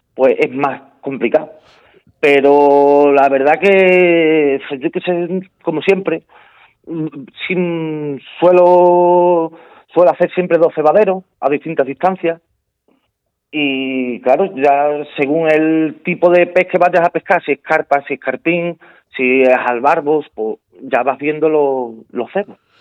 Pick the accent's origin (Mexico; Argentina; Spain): Spain; haber sido el primer español en conseguir la medalla de oro